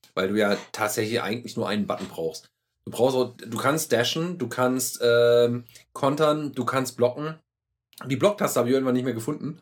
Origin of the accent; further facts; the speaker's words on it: Germany; wir kommen ja so aus der Burgenregion hier mhm. und äh, in Deutschland äh, am Rhein.